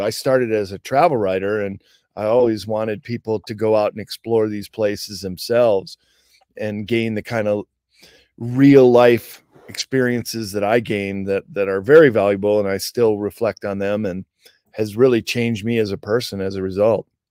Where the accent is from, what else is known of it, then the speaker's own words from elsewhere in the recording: suburbs of Chicago, Midwest, Illinois, United States; moved away as an adult; also born or lived in Japan; growing up in the Midwest, uh, suburbs of Chicago